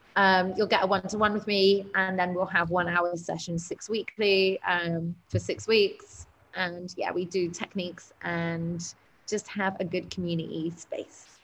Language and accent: English; Cyprus; I am from Cyprus